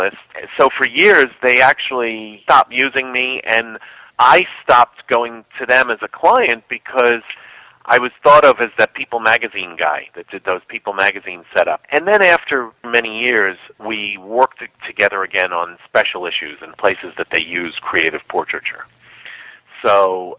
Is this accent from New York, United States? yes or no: yes; New York City, New York, United States; I grew up being in New York City in the 70s